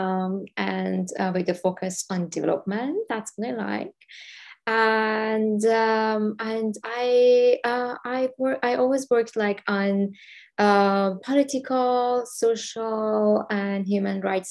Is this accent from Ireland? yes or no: no; Iran; moved away as an adult; I'm originally from Iran. I came here 10 years ago